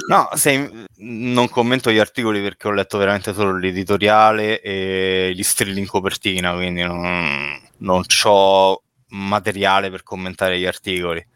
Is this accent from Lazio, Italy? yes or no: yes; Rome, Lazio, Italy; now in Rieti, Italy; l'origine è romana, adesso non vivo più a Roma